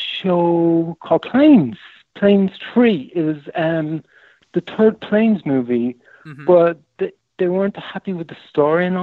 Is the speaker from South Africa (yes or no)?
no; Ireland; moved away as an adult; also born or lived in France / Australia; I'm Irish